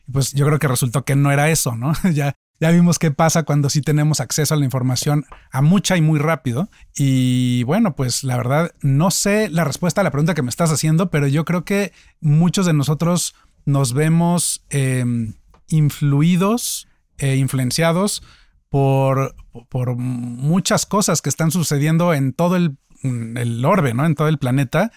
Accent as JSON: {"language": "Spanish", "country": "Mexico", "said": "soy mexicano, soy empresario"}